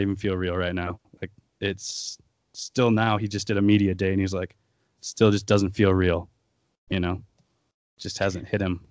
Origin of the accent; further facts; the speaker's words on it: Aberdeen, South Dakota, United States; moved away as an adult; also born or lived in Denver / Sioux Falls; I grew up in Aberdeen, South Dakota